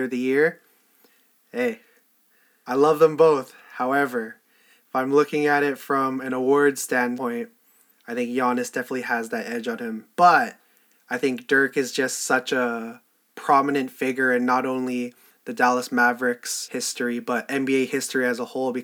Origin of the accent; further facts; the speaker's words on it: Canada; my identity as a Canadian